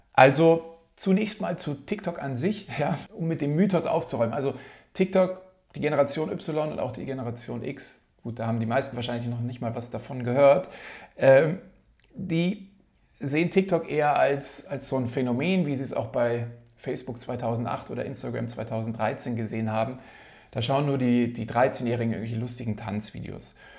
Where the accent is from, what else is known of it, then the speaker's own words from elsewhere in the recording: Munich, Bavaria, Germany; komme hier aus München